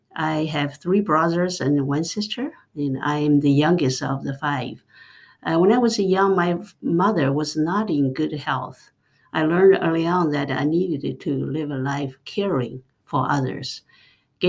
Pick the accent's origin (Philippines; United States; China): China; moved away; I grew up in rural China